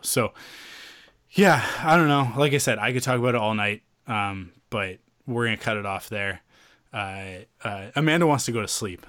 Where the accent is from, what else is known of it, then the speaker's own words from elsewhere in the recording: Canada; we're Canadian